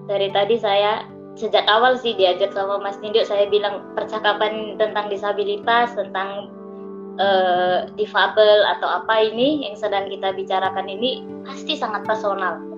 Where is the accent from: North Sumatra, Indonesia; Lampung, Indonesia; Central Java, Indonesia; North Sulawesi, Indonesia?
North Sumatra, Indonesia; Medan; now in Jakarta, Indonesia; Salam kenal saya juga asal Medan, sedang merantau di Jakarta.